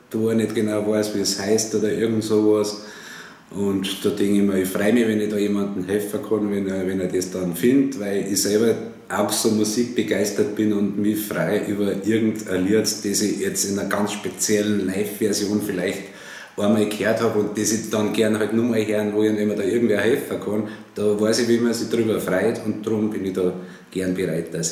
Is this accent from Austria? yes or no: no; Bavaria, Germany; Wir Bayern ja Gott sei Dank schon